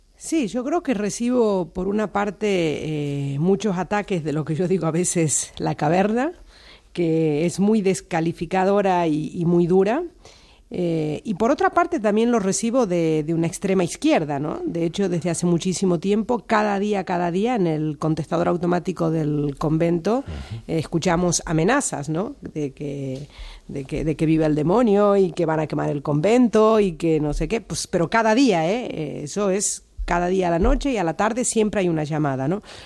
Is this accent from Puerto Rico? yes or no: no; Argentina; now in Spain; tengo mis raíces en Argentina y soy irrenunciablemente argentina